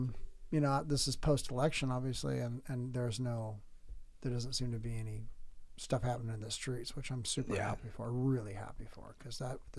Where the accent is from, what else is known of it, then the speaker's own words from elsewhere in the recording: San Diego, California, United States; moved away; also born or lived in Portland, Oregon; I'm from San Diego.